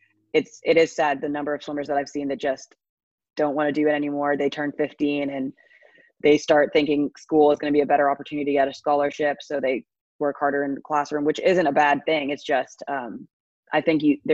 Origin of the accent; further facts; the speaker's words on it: Bahamas; growing up in the Bahamas